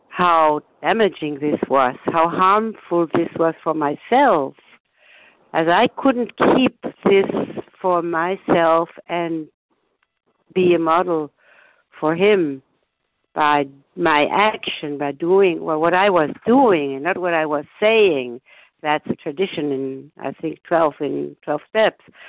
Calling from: Germany; I'm calling from Germany

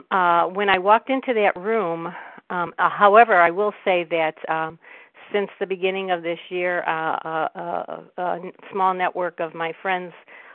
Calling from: Cleveland, Ohio, United States; I'm calling from Cleveland

